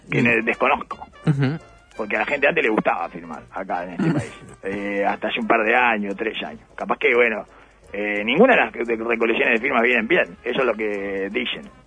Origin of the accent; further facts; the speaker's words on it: Canelones, Uruguay; Tiene que ver con estilos personales, pero yo soy de Canelones. Clarito. Mi lugar de origen no es más ni menos que nadie.